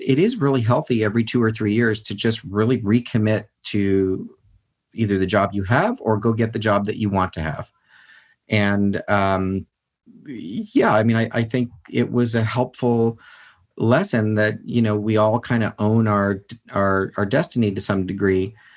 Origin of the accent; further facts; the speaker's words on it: United States; I'm a citizen and I'm an American